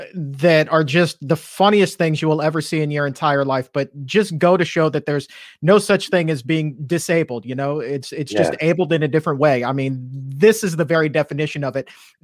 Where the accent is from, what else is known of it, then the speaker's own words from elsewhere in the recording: Norfolk, Virginia, United States; Norfolk, Virginia, my hometown.